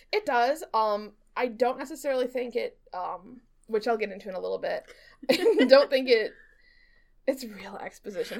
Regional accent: United States; I'm American

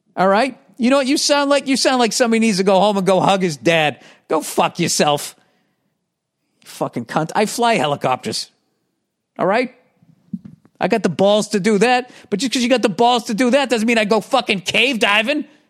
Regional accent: United States; as an American

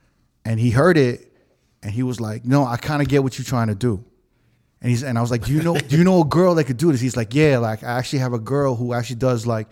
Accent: New York, United States; I grew up in New York

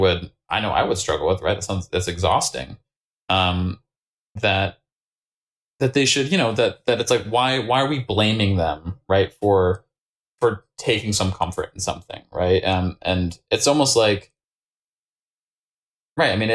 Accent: Maine, United States; I grew up in Maine

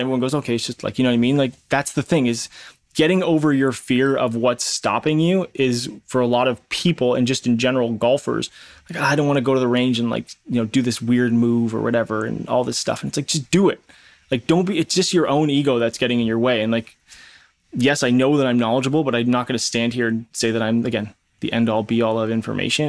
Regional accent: Canada; I'm Canadian

